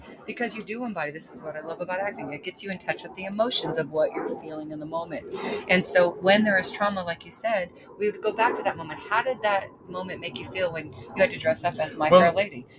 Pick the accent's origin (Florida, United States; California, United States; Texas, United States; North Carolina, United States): Texas, United States; Aledo; I grew up in Texas, in Aledo, Texas.